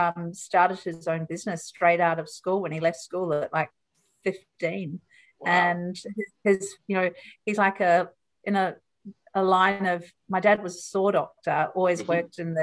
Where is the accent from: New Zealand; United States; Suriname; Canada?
New Zealand; moved away; growing up in New Zealand was amazing